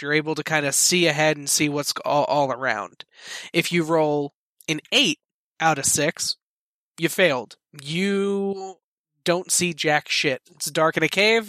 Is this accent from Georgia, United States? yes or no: no; Philadelphia, Pennsylvania, United States; I am from Philadelphia